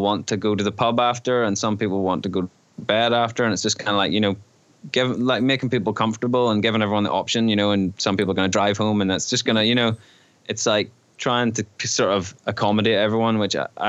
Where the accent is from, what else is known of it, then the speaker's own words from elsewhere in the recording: White Park Bay, Northern Ireland, United Kingdom; I grew up in White Park Bay